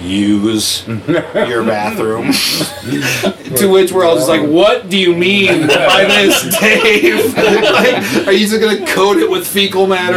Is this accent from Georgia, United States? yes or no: no; Auburn, Washington, United States; I grew up in Auburn